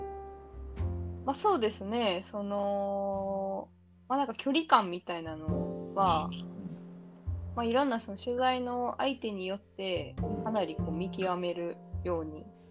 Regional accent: Kansai, Japan; accent: Kansai-ben; 私関西弁やったんで

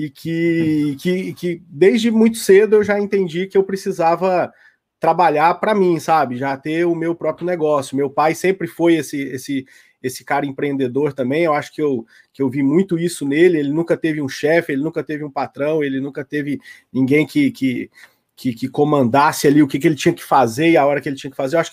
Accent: Araxá, Minas Gerais, Brazil; eu sou mineiro também, né? Igual você. Sou de Araxá, Minas Gerais.

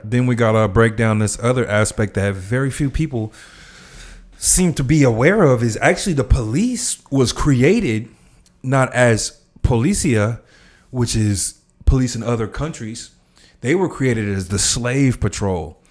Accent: Los Angeles, California, United States; I grew up in South Central

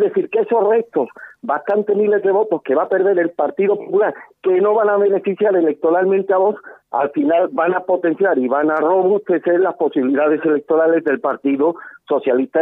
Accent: Málaga, Andalusia, Spain; mi tierra

